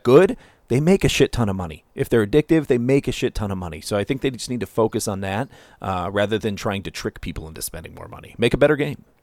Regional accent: Ohio, United States; moved away; I come from Ohio

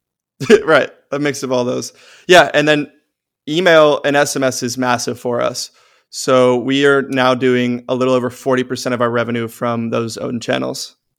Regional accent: Austin, Texas, United States; my hometown of Austin

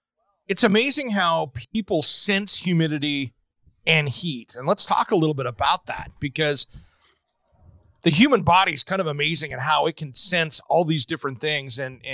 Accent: Eastern Washington, United States; I grew up in Eastern Washington, which is desert.

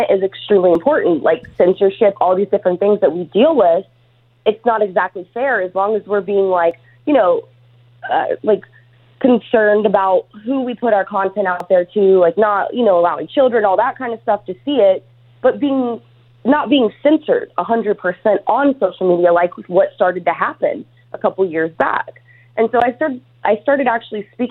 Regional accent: Ohio, United States; moved away as an adult; now in California, United States; I'm from Ohio. I moved to California 10 years ago

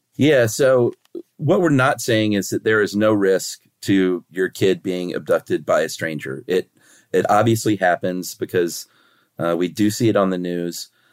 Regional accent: United States; as an American

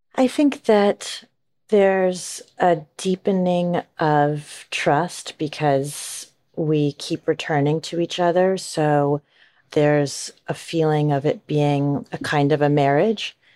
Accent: Kalispell, Montana, United States; moved away; also born or lived in San Diego, California; I grew up in Kalispell, Montana

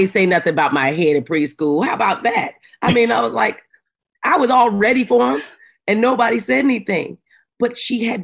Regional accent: Arizona, United States; when I grew up in Arizona, in the mountains of Arizona

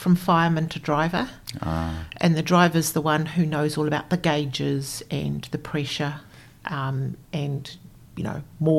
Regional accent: Springfield, Canterbury, New Zealand; also born or lived in Darfield, Canterbury / Otira; So mum and dad and I lived in Otira. My baby sister was born and we moved to Springfield, the home of the donut.

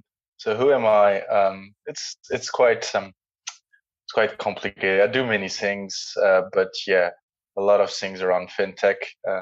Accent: Jordan; also born or lived in France / Netherlands; now in London, United Kingdom; I grew up partly in Jordan, so in Middle East. So I spent 4 years when I was younger.

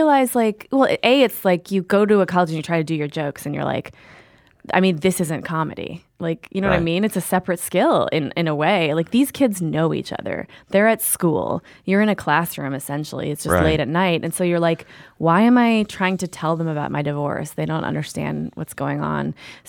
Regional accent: Minneapolis, Minnesota, United States; Well, I'm from Minneapolis.

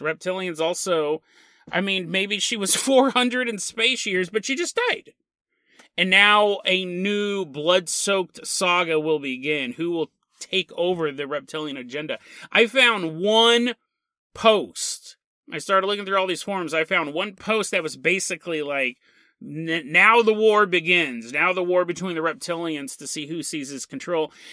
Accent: United States; I'm American

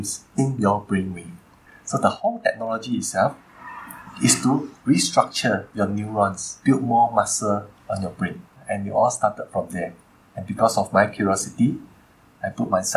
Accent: Malaysia; go back to my home country

